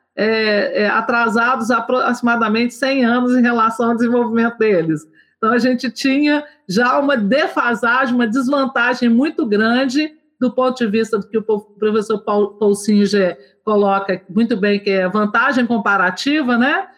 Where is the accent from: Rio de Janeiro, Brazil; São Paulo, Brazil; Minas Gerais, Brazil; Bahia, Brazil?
Minas Gerais, Brazil; Nova Lima; eu sou de Nova Lima, Minas Gerais, região metropolitana de Belo Horizonte